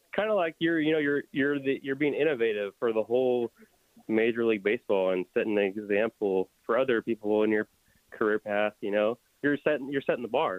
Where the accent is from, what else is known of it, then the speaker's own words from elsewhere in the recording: Oakley, California, United States; I graduated high school in 2008 from Freedom High School in Oakley